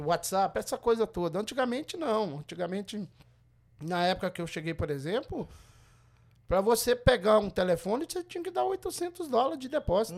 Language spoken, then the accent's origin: Portuguese; Governador Valadares, Minas Gerais, Brazil; moved away as an adult; now in Everett, United States; eu sou de Valadares, eu nasci criado ali no Santa Rita, em Valadares